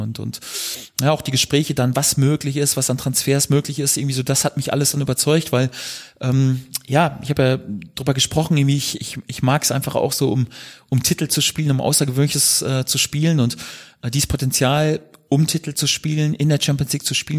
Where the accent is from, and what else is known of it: Germany